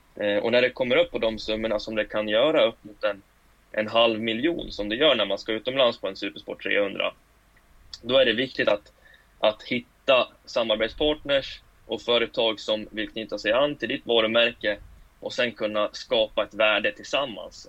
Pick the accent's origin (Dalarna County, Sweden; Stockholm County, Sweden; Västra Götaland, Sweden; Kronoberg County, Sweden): Dalarna County, Sweden; Falun; Jag är född och uppvuxen i Falun